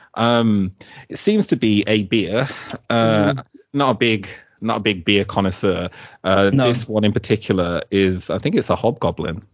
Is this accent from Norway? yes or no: no; Middlesex, London, United Kingdom; I was born in Middlesex